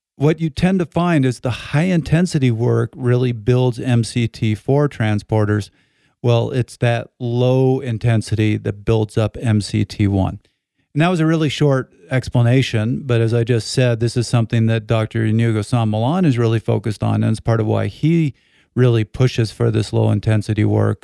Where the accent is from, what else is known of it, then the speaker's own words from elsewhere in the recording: Canada; I'm Canadian